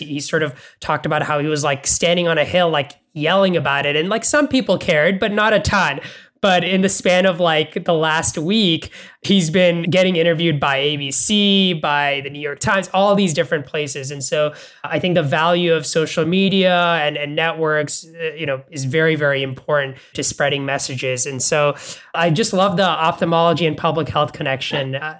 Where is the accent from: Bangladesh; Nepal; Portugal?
Bangladesh; Dhaka, Dhaka Division; moved away; I grew up in Dhaka in Bangladesh